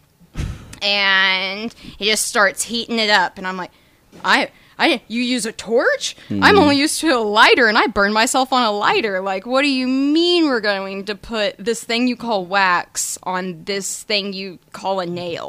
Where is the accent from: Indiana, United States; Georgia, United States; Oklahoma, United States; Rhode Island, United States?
Oklahoma, United States; Tulsa; born and raised in Tulsa. I graduated from Sand Springs